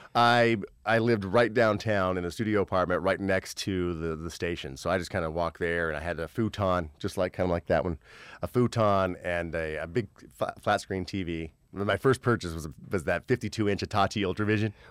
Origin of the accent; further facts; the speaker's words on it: Terre Haute, Indiana, United States; moved away as an adult; now in Los Angeles, United States; I'm from Terre Haute, Indiana